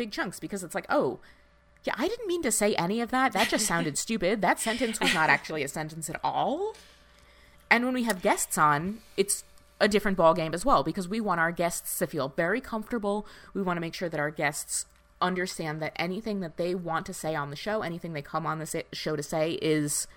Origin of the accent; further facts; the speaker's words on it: New Jersey, United States; I grew up in North Jersey in the, you know, late 90s, early 2000s.